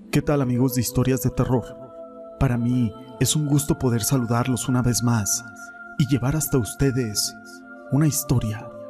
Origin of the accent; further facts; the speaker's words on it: Mexico; Soy orgullosamente mexicano y guadalupano desde antes de tener conciencia